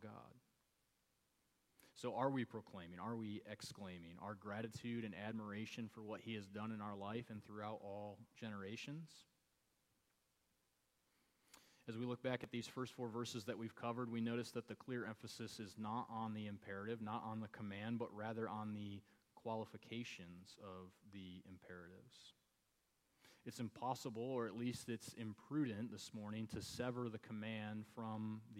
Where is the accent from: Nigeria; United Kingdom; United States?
United States; Michigan; moved away; I grew up in Michigan